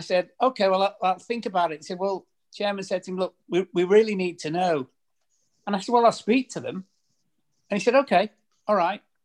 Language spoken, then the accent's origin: English; Preston, North West England, United Kingdom; moved away; I was obviously born and brought up in Preston